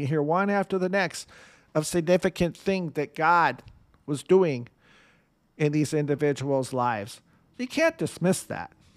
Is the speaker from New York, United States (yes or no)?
no; Michigan, United States; Michigan, my home state.